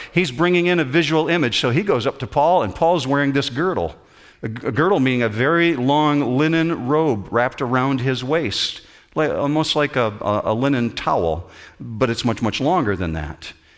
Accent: Whitehall, Michigan, United States; I grew up in Whitehall, Michigan, just north of Muskegon, Michigan.

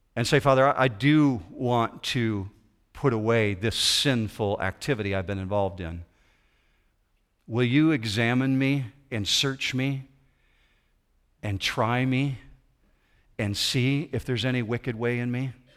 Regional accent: west side of Michigan, United States; I grew up in the Christian Reformed community over on the west side of Michigan

